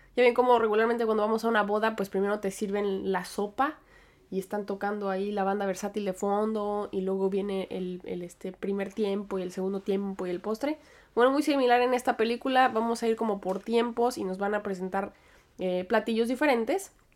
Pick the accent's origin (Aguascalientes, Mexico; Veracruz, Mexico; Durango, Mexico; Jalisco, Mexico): Aguascalientes, Mexico; also born or lived in United States / State of Mexico; now in Manhattan, United States; yo nací en Estados Unidos, pero después crecí en México. Y aunque yo siempre estoy hablando de Aguascalientes, pasé cierto tiempo de mi infancia en el Estado de México